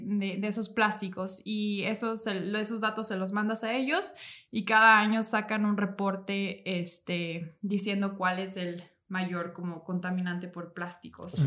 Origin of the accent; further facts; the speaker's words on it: Morelos, Mexico; ya somos de Morelos